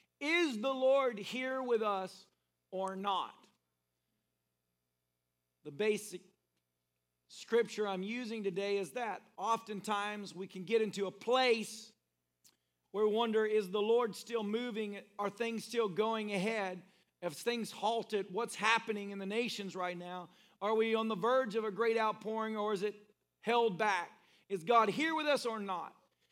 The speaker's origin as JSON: {"language": "English", "country": "Philippines", "said": "I'm from the Philippines, so I don't know what's going to happen from here."}